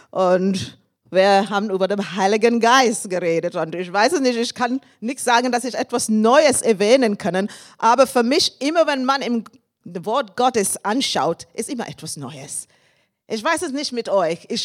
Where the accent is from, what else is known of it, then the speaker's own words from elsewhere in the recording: England, United Kingdom; German is a second language; moved away as an adult; now in Germany; Ich komme aus England. Ich bin seit fast 30 Jahren hier in Deutschland.